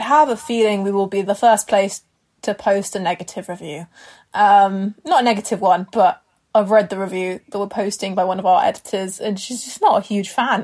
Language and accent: English; near Harrow, London, United Kingdom; Harrow, which is like near where I grew up